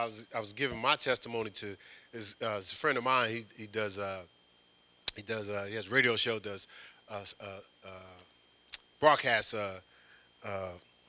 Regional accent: Newark, New Jersey, United States; I'm from Newark, New Jersey.

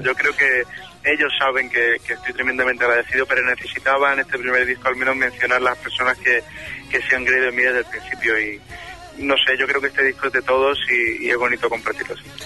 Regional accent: Málaga, Andalusia, Spain; moved away; mi tierra, a Málaga

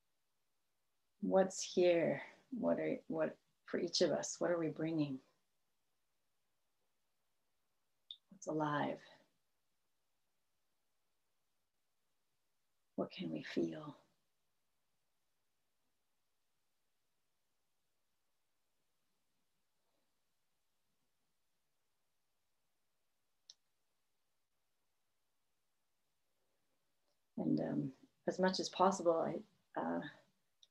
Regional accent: Massachusetts, United States; moved away as an adult; now in California, United States; I was raised in the Northeast in Massachusetts

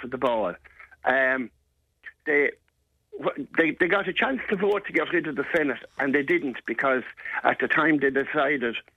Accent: Cashel, Munster, Ireland; growing up in Cashel

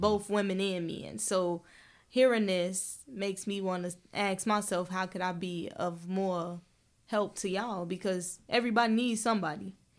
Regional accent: Chicago, Illinois, United States; we come from Chicago

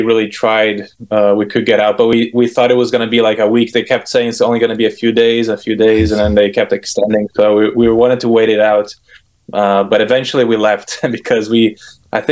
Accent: Brazil; moved away; I grew up in Brazil most of my childhood.

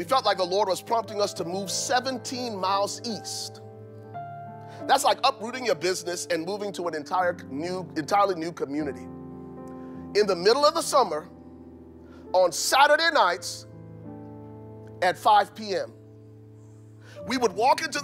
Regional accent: Liberia; now in Minnesota, United States; I'm from Liberia

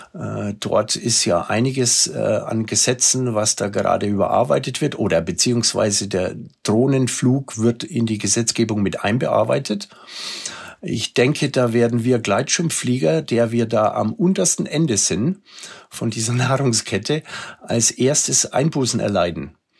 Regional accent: Germany; bei uns in Deutschland

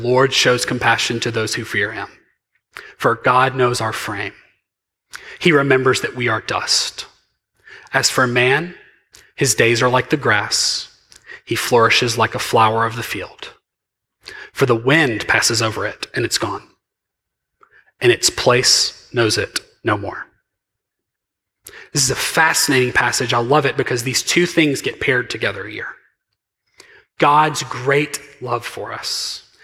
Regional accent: Mississippi, United States; I'm very from Mississippi

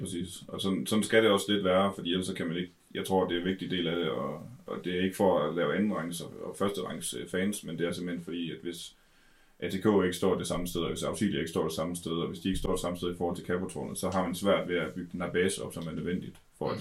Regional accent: Denmark; vi er danskere

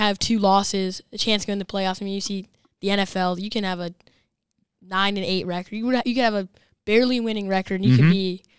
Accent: Silver Spring, Maryland, United States; I'm from Silver Spring, Maryland.

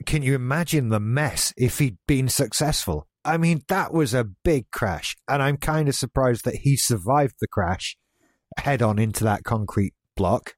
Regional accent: United Kingdom; being British

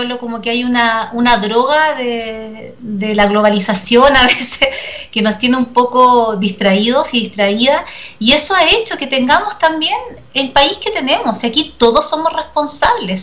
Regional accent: Chile; nosotros y nosotras como chilenos y chilenas

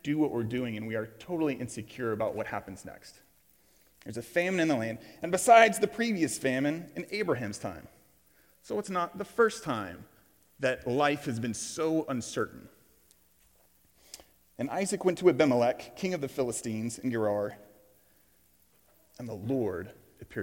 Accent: Tulsa, Oklahoma, United States; I grew up here in Tulsa, Oklahoma.

